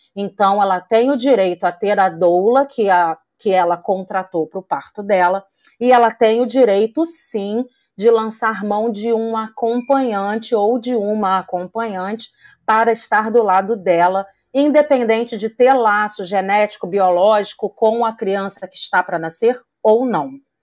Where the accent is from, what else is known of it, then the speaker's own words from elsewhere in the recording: Rio de Janeiro, Brazil; eu sou do Rio de Janeiro